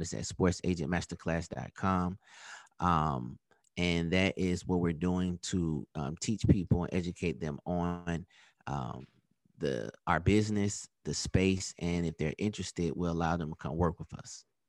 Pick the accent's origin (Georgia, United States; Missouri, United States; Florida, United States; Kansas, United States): Georgia, United States; Atlanta; also born or lived in Virginia; my hometown team